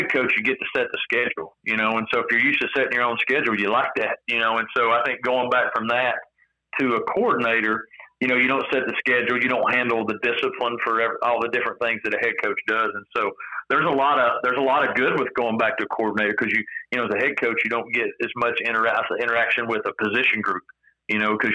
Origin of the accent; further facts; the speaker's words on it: East Tennessee, United States; moved away; I'm from Tennessee originally. I'm from East Tennessee